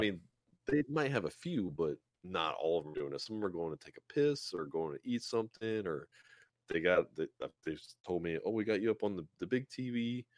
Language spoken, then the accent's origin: English; South Louisiana, United States; I'm from South Louisiana